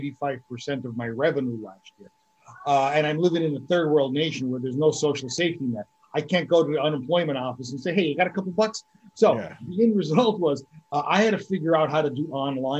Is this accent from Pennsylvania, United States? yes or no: yes; Scranton, Pennsylvania, United States; now in Tamarindo, Costa Rica; I'm originally from the Northeast Pennsylvania area, the Scranton-Wilkes-Barre area.